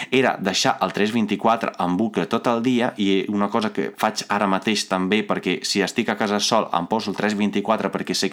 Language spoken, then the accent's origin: Catalan; Veneto, Italy; Catalan is a second language; moved away as an adult; also born or lived in Cittadella, Italy; now in Catalonia, Spain; a banda de l'italià, que ja el sé perquè sóc italià, perquè vaig fer tot el col·le a Itàlia, no?